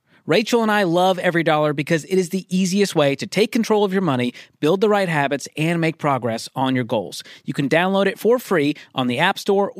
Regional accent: Boston, Massachusetts, United States; moved away; also born or lived in the South; I'm from Boston, but now that I've been in the South

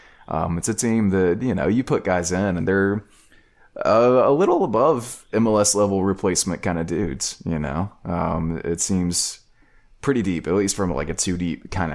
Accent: Georgia, United States; I'm from South Georgia, so don't blame me.

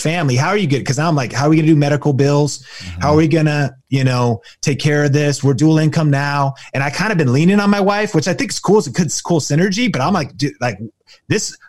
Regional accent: Arlington, Washington, United States; I grew up in Arlington, Washington

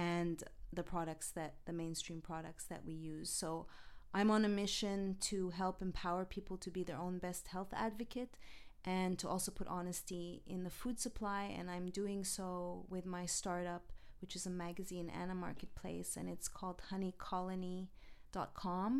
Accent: Montreal, Quebec, Canada; moved away as an adult; now in Los Angeles, United States; I'm originally from Montreal, Canada. So I'm from the East Coast. I've been here 15 years

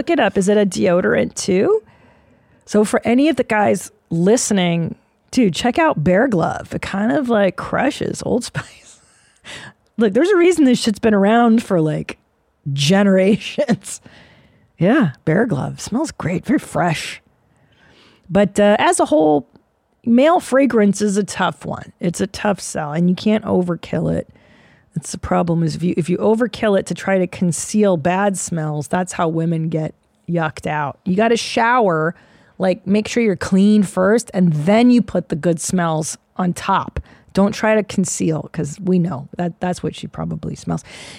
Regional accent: Sweden; English is a second language; I grew up in Sweden with hippie/new-agey parents.

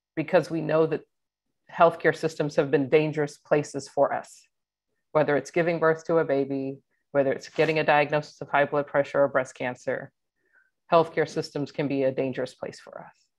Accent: Atlanta, Georgia, United States; moved away as an adult; I grew up in Atlanta, Georgia, was recruited from Atlanta

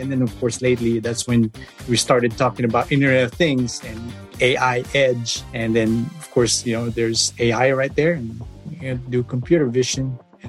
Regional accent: Philippines; I was born in the Philippines. I started programming back in high school, I started with GW Basic.

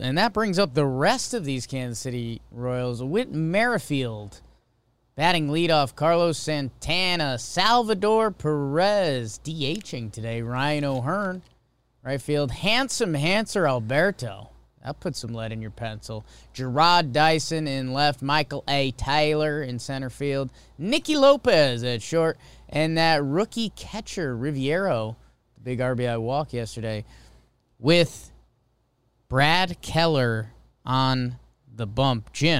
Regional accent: London, United Kingdom; Oh, in some cultures. I'm from London.

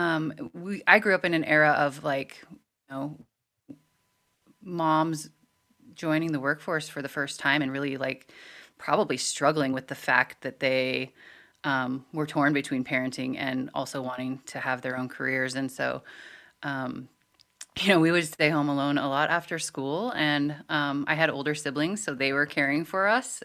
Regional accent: Montana, United States; growing up in Montana

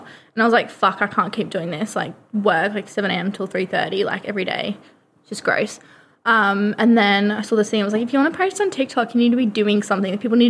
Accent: Australia; moved away as an adult; now in United Kingdom; I'm from Australia.

